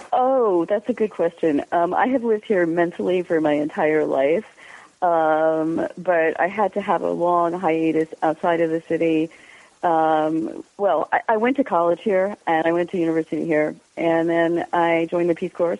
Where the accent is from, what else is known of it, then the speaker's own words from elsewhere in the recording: Westchester, New York, United States; I didn't grow up in Jersey. I grew up in Westchester, which is even worse